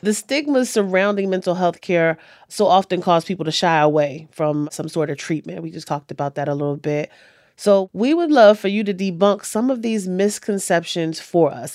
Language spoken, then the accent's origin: English; Richmond, Virginia, United States; my hometown of Richmond, Virginia